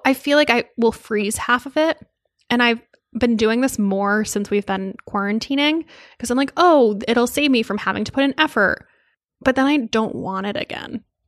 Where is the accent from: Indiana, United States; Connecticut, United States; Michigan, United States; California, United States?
Connecticut, United States; outside of New Haven; I grew up outside of New Haven